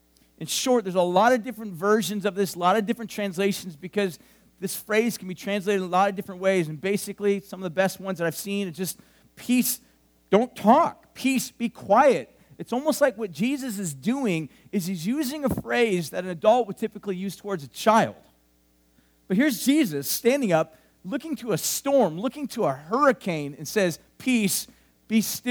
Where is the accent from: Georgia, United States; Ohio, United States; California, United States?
California, United States; Huntington Beach; now in Central Coast, United States; I grew up in Huntington Beach. I grew up by the sea.